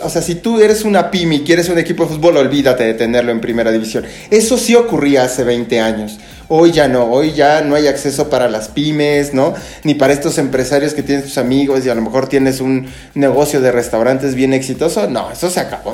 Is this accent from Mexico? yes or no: yes; Mexico